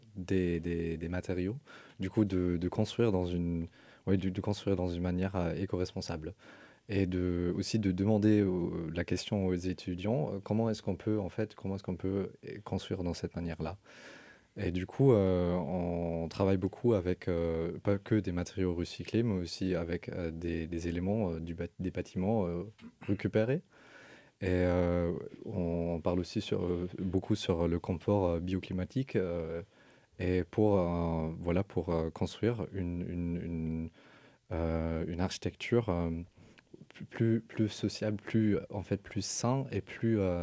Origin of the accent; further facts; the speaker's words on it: Germany; French is a second language; now in Rennes, France; je viens de l'Allemagne